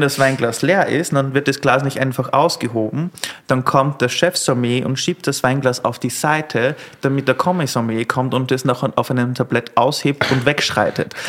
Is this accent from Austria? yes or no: yes; Austria; also born or lived in London; now in Berlin, Germany; bei uns in Österreich